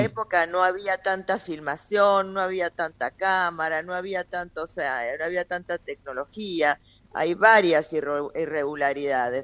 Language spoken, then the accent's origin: Spanish; Argentina